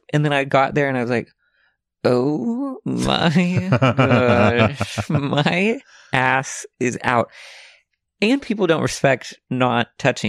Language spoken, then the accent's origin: English; Alma, Arkansas, United States; So I was born and raised in Alma, Arkansas.